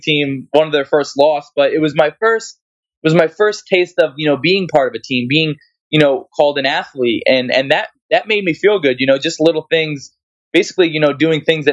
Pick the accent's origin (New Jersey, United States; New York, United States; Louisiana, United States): New Jersey, United States; I'm from New Jersey where wrestling is like very like competitive.